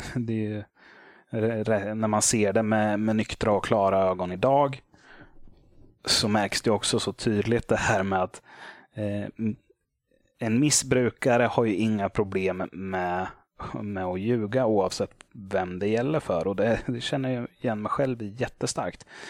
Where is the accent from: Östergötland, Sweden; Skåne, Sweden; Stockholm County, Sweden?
Östergötland, Sweden; Motala; moved away as an adult; now in Småland, Sweden; jag hade flyttat ner hit till Småland. Men det hade hänt hemma i Motala.